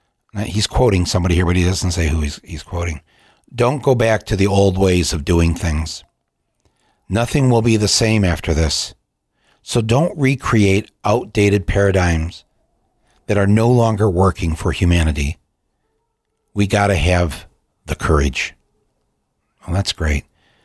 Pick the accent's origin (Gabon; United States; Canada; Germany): Canada; How can you feel good as a Canadian knowing that you got their job because you told General Motors you can pay less taxes here in Ontario?